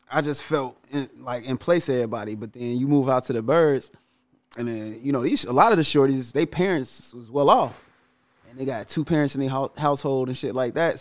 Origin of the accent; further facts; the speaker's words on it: Chicago, Illinois, United States; also born or lived in Calumet City, Illinois; Cabrini was crazy. Like going to school because I went to school in the middle of the projects